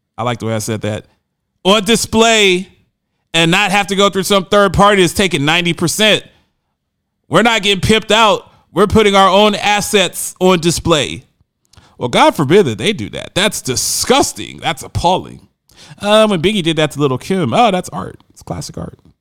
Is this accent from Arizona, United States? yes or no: no; Camden, New Jersey, United States; I call my hometown of Camden, New Jersey, a cesspool.